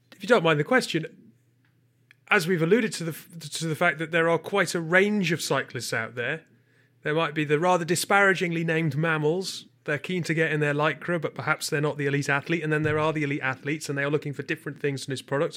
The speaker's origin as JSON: {"language": "English", "country": "United Kingdom", "said": "I'm British"}